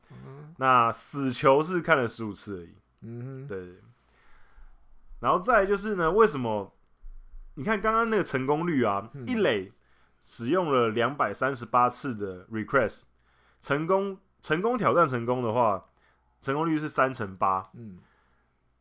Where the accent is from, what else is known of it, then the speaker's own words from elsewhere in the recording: Taiwan; 我们台湾人